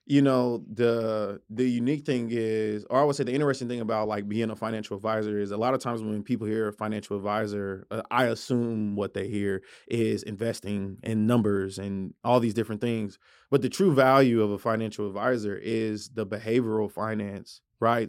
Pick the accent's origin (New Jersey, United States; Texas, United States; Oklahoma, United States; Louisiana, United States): Oklahoma, United States; Tulsa; I'm from Tulsa